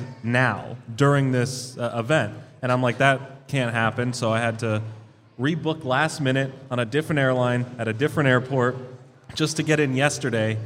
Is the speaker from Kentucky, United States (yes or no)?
no; Maryland, United States; I'm from Maryland